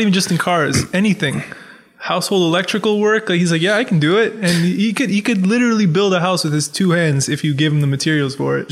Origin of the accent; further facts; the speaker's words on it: Pickering, Ontario, Canada; also born or lived in Scarborough, Ontario; I grew up in Pickering. Well, I grew All up in Scarborough along. first, and then I moved to Pickering when I was in grade like four